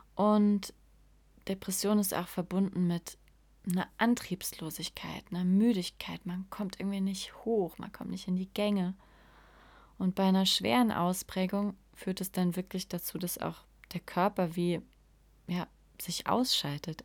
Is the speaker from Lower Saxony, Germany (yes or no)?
no; Saarland, Germany; accent: Saarland (CH pronounced as SCH); Ich komme aus dem Saarland und wir können das CH einfach nicht aussprechen. es klingt alles wie SCH.